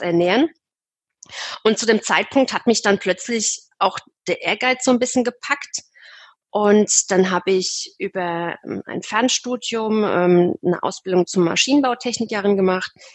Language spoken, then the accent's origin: German; Aschaffenburg, Bavaria, Germany; ich komme aus dem Raum Aschaffenburg